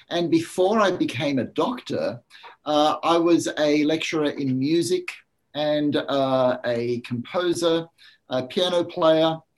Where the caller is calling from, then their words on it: Sunshine Coast, Queensland, Australia; I'm beaming in from Australia, from a small place called the Sunshine Coast, which is on the east coast, just north of uh, Brisbane.